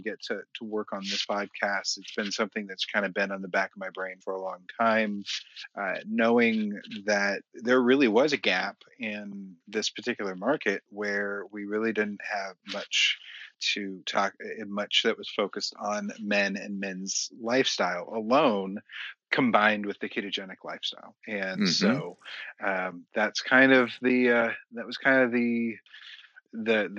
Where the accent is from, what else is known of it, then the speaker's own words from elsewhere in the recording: Kansas City, United States; now in Texas, United States; I grew up in Kansas City